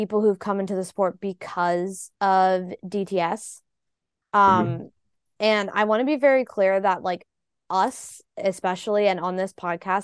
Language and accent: English; United States; an American F1 fan